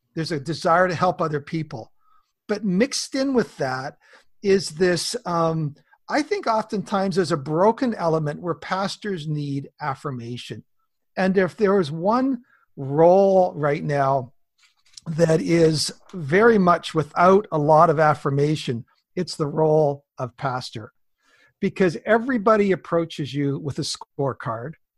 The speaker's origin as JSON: {"language": "English", "area": "Southwest BC", "region": "British Columbia", "country": "Canada", "tie": "born or raised there", "said": "I'm a Canadian farm kid. I was born in the big family up here, Southwest B C"}